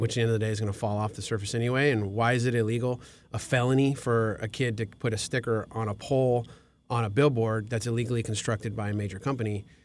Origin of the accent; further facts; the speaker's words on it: Glendale, California, United States; also born or lived in Thousand Oaks; I grew up in Glendale